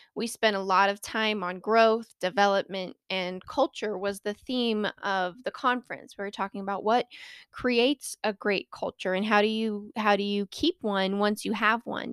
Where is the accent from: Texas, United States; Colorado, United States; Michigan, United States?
Colorado, United States; born or raised there